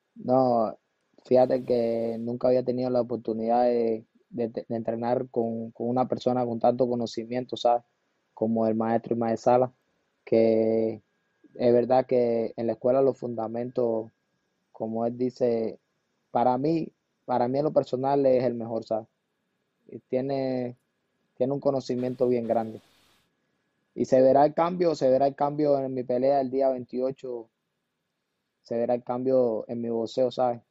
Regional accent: Camagüey, Cuba; born or raised there; moved away

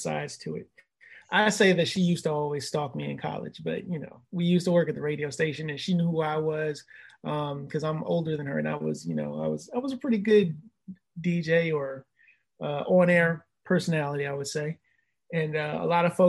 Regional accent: Mitchellville, Maryland, United States; now in Virginia Beach, United States; I'm originally from Maryland

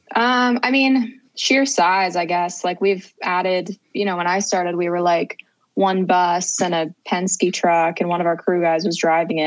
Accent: Cincinnati, Ohio, United States; I grew up in Cincinnati, Ohio

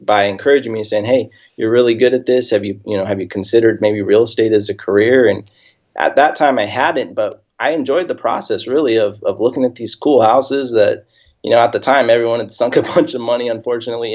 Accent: Hemet, California, United States; now in Temecula, United States; I was born and raised here in Southern California. Grew up, I live in Temecula right now, but I grew up in a town about 20 minutes from here called Hemet, small little town

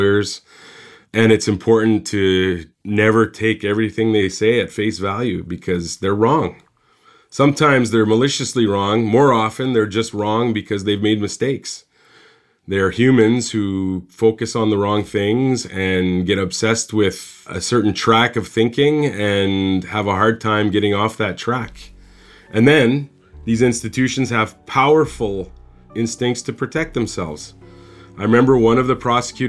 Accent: Saskatchewan, Canada; also born or lived in Winnipeg; So I'm from a small town in Saskatchewan. I was born in Winnipeg, but I grew up in a very small town

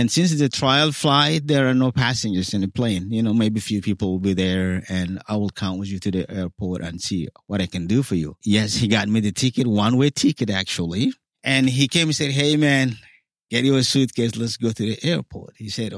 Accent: Sudan; now in Egypt; So the option is, okay, go to the UN office, say, hey, you know, I came from Sudan.

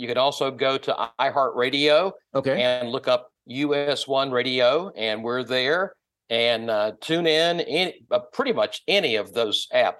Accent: Wilmington, North Carolina, United States; I was born and raised in just outside of Wilmington, North Carolina.

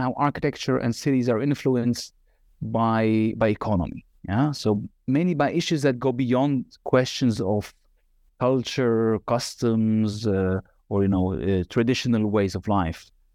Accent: Nazareth, Northern District, Israel; moved away as an adult; also born or lived in Northern Galilee / Haifa / Tel Aviv; now in Amsterdam, Netherlands; I was born in Galilee, Northern Galilee, and, uh, was raised in Nazareth, and, uh, also a little bit in Haifa.

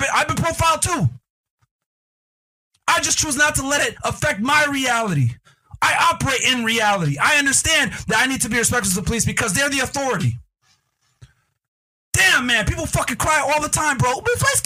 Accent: United States; I was born in the United States

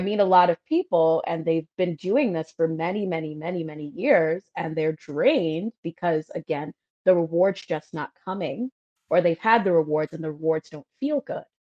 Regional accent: New York City, New York, United States; I was the girl from Brooklyn

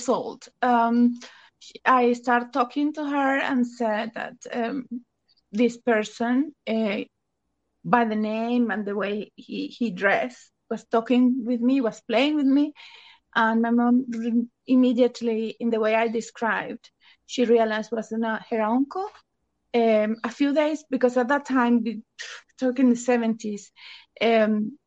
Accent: Venezuela; moved away as an adult; now in United Kingdom; I'm originally from Venezuela, but I live in the UK since 2008.

